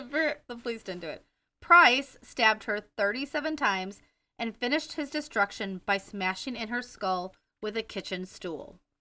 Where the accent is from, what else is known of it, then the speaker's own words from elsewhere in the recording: Wisconsin, United States; accent: Wisconsin; My Wisconsin accent